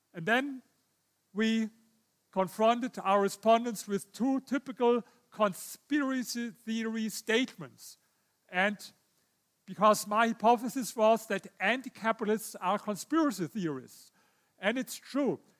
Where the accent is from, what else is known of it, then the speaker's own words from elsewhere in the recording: Germany; I come from Germany.